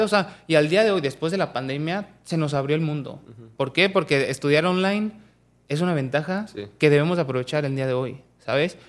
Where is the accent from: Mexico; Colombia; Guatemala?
Mexico; Pachuca, Hidalgo; yo soy de Pachuca